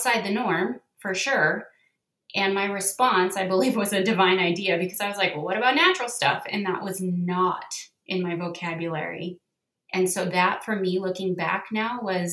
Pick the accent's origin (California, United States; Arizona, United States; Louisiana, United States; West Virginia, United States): California, United States; Southern; moved away as an adult; also born or lived in northern Utah; now in Utah, United States; I grew up in Southern California